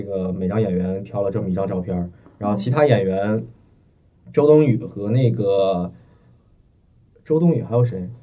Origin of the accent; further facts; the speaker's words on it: Beijing, China; 我是北京的嘛